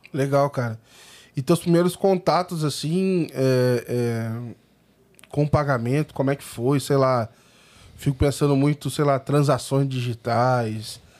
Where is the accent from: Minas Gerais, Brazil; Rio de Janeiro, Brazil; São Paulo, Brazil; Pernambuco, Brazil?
São Paulo, Brazil; Sou de São Paulo.